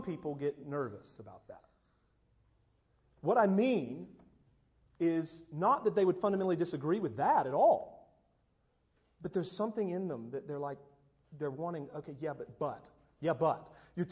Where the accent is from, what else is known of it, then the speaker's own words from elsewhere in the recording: United States; American evangelicals, American Protestant